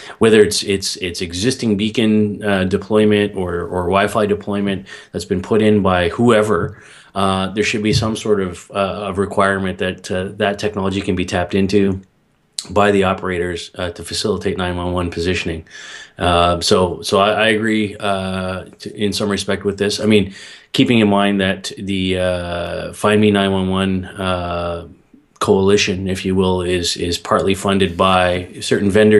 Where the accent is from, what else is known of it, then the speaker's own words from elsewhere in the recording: Canada; I'm Canadian